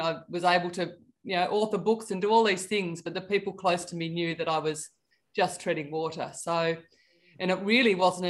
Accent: Tasmania, Australia; I grew up in Tasmania by the seaside

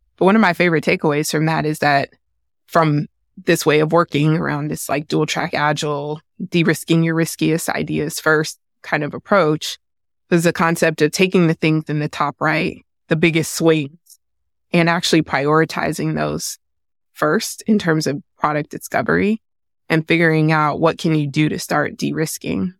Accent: San Francisco, California, United States; I grew up in San Francisco in the eighties and nineties.

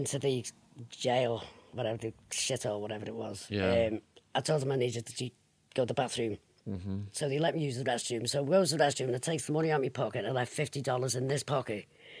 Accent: England, United Kingdom; But they were no trouble to me, like because I just rattled. I'm English.

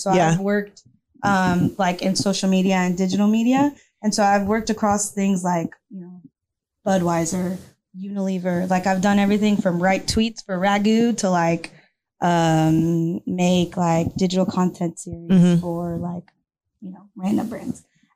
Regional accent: Houston, Texas, United States; moved away as an adult; also born or lived in New York; I moved down to Houston because I'm from Houston and I was like, I need to be with my people

